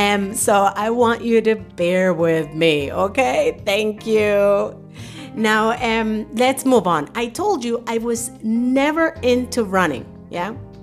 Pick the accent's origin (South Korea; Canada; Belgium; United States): United States; New York City, New York; moved away as an adult; also born or lived in Dominican Republic; now in Germany; I was born in Dominican Republic, yay, the land of the merengue. And at the age of 12, I was uprooted and moved to New York City with my family. That was where I grew up.